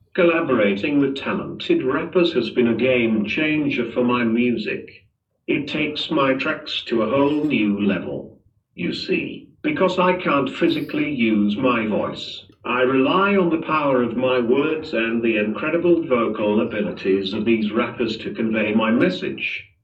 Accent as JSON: {"language": "English", "town": "Manchester", "region": "North West England", "country": "United Kingdom", "tie": "born or raised there", "moved": "as an adult", "lives_now": "Dubai, United Arab Emirates", "said": "Born and bred in Manchester, but now, I've got my roots down in Dubai, been here for a solid three years"}